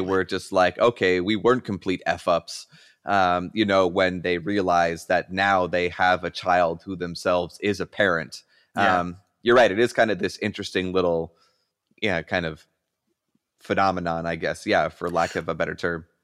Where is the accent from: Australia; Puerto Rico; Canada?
Canada; moved away as an adult; now in Erie County, United States; myself being Canadian but living across the border here in uh, in Erie County, uh, Western New York